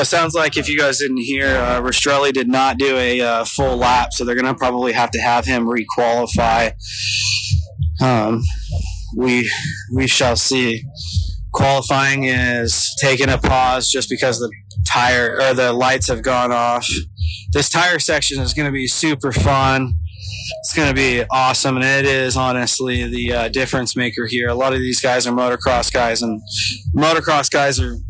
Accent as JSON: {"language": "English", "region": "Idaho", "country": "United States", "said": "I'm from Idaho, like I was saying, and so it's way colder there"}